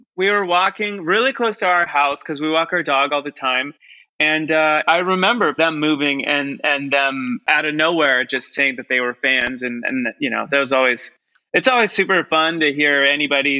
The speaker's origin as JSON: {"language": "English", "area": "Orange County", "region": "California", "country": "United States", "tie": "born or raised there", "said": "I grew up in Orange County and I played drums in a hardcore band for a couple years."}